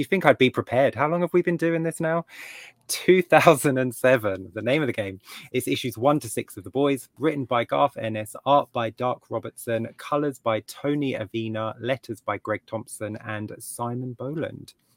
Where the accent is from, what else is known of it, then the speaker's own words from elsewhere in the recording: England, United Kingdom; as an English reader